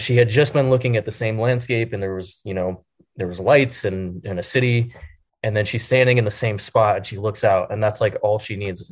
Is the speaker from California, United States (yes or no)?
yes; Bakersfield, California, United States; growing up in Bakersfield, California